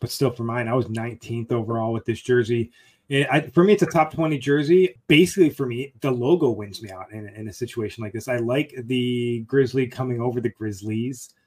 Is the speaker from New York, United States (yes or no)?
yes; Buffalo, New York, United States; I'm from Buffalo